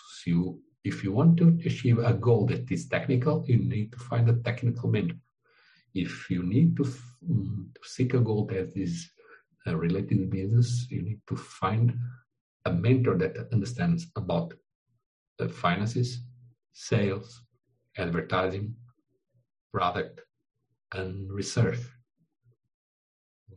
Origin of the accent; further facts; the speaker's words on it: Portugal; English is a second language; now in Brazil; I am Portuguese. I was born in Portugal, but I live in Brazil.